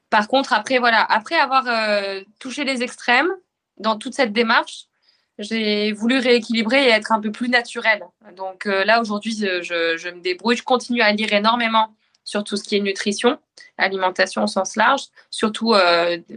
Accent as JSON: {"language": "French", "region": "Normandy", "country": "France", "said": "comme on voit chez nous en Normandie, de la viande locale, des éleveurs locaux"}